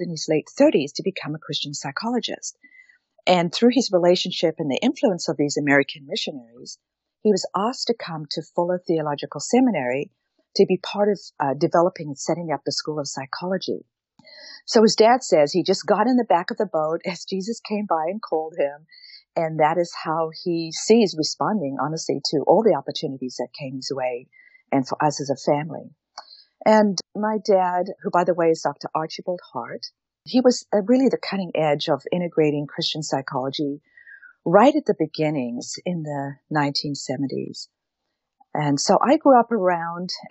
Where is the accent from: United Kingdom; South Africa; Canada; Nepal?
South Africa; moved away; I was born and raised in South Africa. And so that's why I have an accent a little bit.